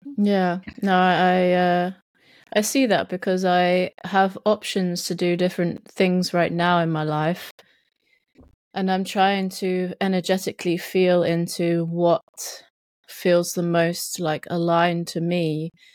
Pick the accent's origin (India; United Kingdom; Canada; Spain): United Kingdom; South East England; accent: English Southern; they would definitely say I was, like, some Southern person